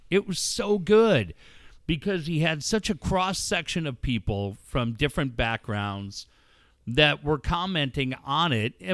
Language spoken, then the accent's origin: English; Cardiff, Wales, United Kingdom; also born or lived in Minneapolis, United States; I mean, as much as Cardiff's my